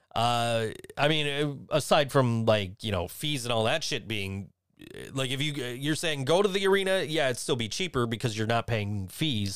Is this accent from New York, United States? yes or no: yes; Western New York, United States; also born or lived in Virginia; I'm from Western New York